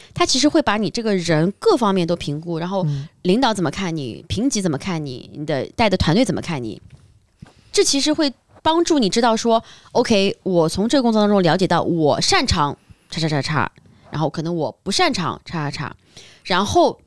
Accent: Shanghai, China; 像我是在上海长大的

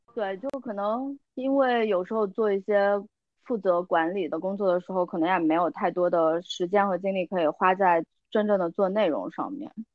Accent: Kunming, Yunnan, China; now in London, United Kingdom; 我选择回我的家乡昆明

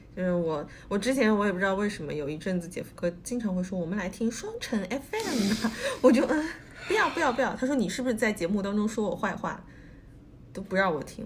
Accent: Suzhou, Jiangsu, China; 我们苏州人民

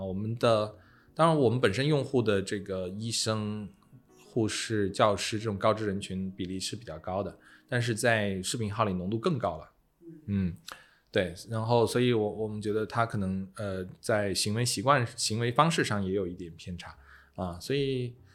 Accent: China; 我们中国人

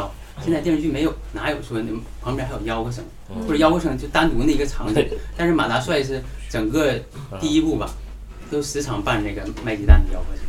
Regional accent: Benxi, Liaoning, China; 我来自本溪。

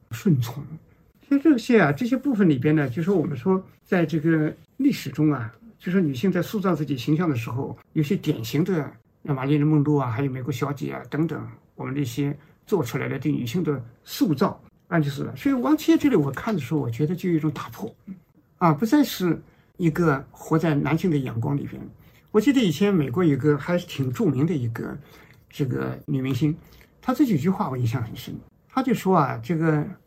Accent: China; 我们中国人

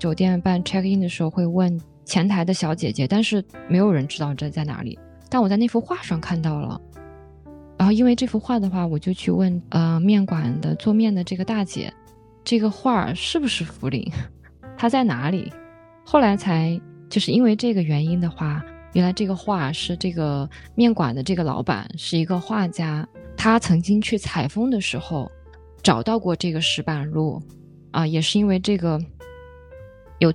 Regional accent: Hefei, Anhui, China; moved away as an adult; now in Shanghai, China; 我的家乡在合肥，那其实三十多年前的合肥也是比较落后的。

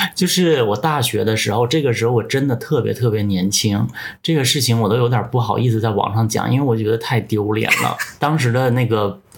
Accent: Northeast China, China; 因为我是一个东北人，当时我也没有说去很多地方玩

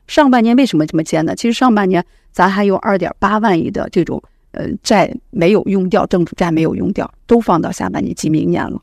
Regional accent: China; 我们中国人其实他的资产负债表还是很健康的

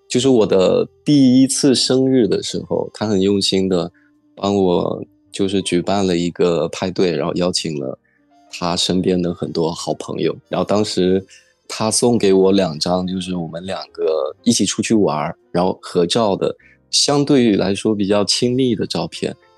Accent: Xiamen, Fujian, China; 我是来自福建省厦门市

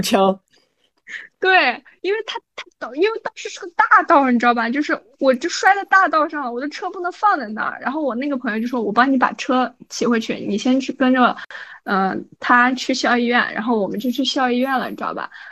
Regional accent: Xinjiang, China; 我们新疆人嘛，差不多两点多吃饭

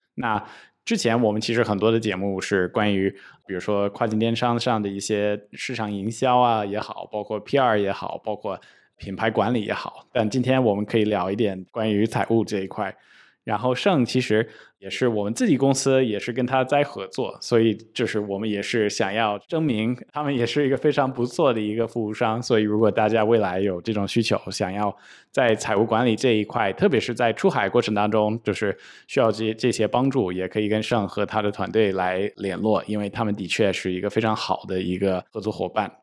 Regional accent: United States; now in China; 我自己是一个就是出生出长的一个美国人，那么我在中国就是成立公司

